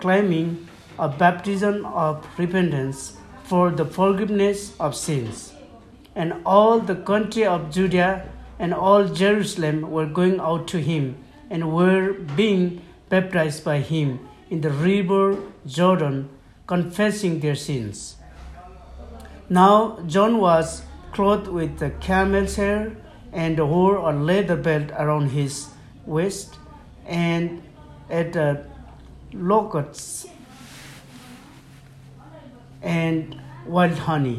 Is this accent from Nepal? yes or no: yes; Nepal; first language Lhomi; English is a second language; I'm from Nepal, and I am the elder of my own church